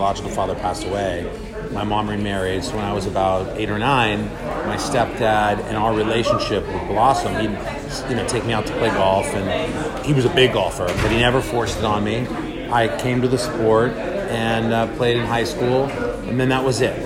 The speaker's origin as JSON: {"language": "English", "town": "Los Angeles", "region": "California", "country": "United States", "tie": "born or raised there", "said": "I love Riviera Country Club in LA. It's where I'm from. It's my hometown. I grew up playing golf there"}